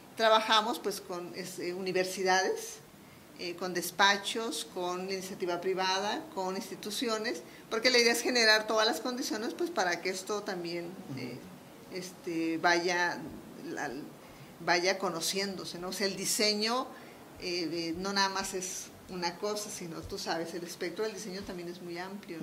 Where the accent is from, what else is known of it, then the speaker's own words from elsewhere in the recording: Culiacán, Sinaloa, Mexico; moved away as an adult; now in Mexico City, Mexico; yo soy sinaloense, Soy de Culiacán, Sinaloa.